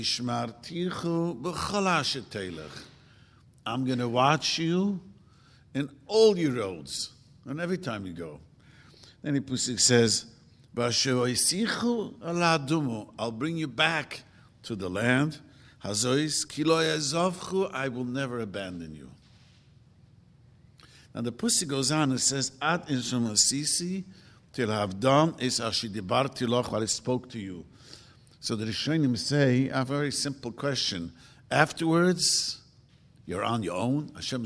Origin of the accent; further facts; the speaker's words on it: Williamsburg, New York, United States; I grew up in Williamsburg, and we used to fight with the Puerto Ricans.